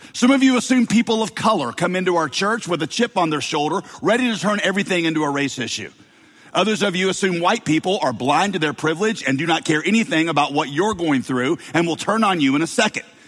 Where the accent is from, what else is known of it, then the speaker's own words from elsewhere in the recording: the South, United States; accent: Southern; I grew up with a Southern accent, and I still have a little bit of one